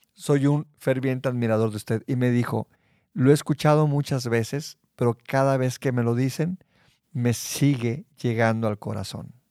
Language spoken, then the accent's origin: Spanish; Mexico; soy mexicano